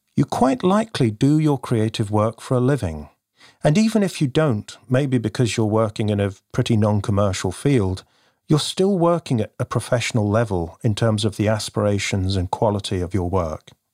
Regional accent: United Kingdom; also born or lived in near Bristol / London; You can probably tell from my accent, I hail from the U K

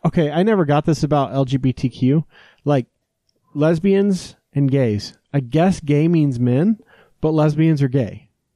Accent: Wyoming, United States; also born or lived in Phoenix, Arizona; now in Utah, United States; I grew up in Wyoming

